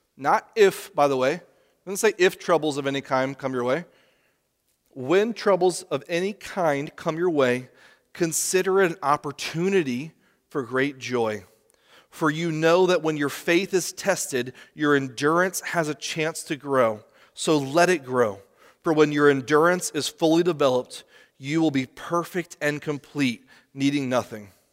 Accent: United States; as Americans, especially as American Christians

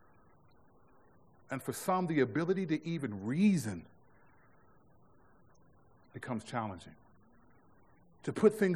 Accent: United States; This is my country

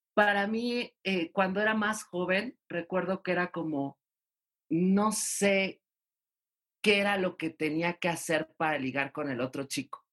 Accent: Mexico City, Mexico; soy de Ciudad de México

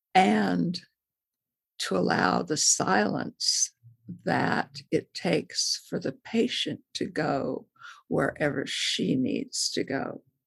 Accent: Modesto, California, United States; moved away as an adult; also born or lived in Texas; I grew up in Modesto, California

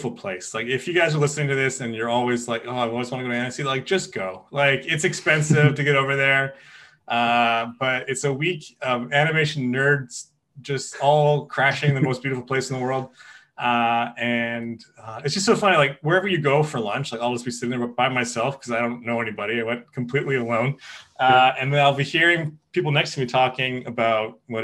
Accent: Kelowna, British Columbia, Canada; I'm from Kelowna

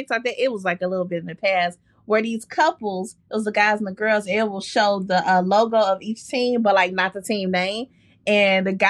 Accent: Chicago, Illinois, United States; as a Chicagoan

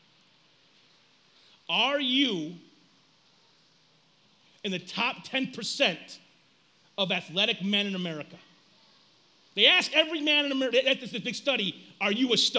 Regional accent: United States; As Americans, we are a self-centered group of people

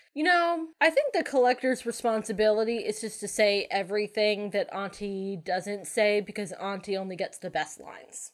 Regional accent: Connecticut, United States; moved away; also born or lived in New Hampshire; I grew up calling them rotaries in Connecticut.

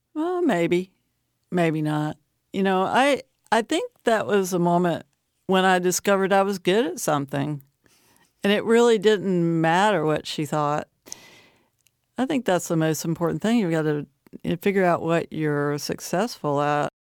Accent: Dublin, Virginia, United States; also born or lived in Appalachian Mountains; It's one of my hometowns. Dublin, Virginia

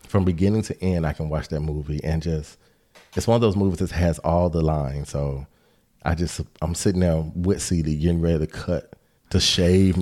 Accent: Decatur, United States; I grew up in Decatur

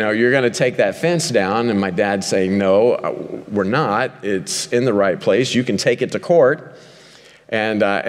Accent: Ozark Mountains, southwest Missouri, United States; I grew up a hillbilly in the Ozark Mountains

